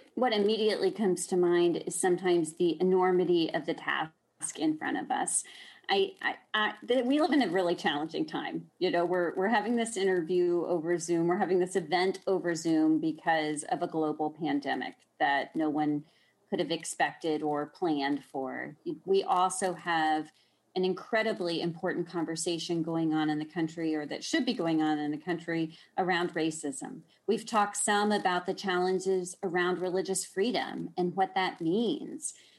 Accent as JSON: {"language": "English", "town": "Austin", "region": "Texas", "country": "United States", "tie": "born or raised there", "moved": "as an adult", "lives_now": "Washington, D.C., United States", "said": "growing up in Texas, um, of course, in Austin"}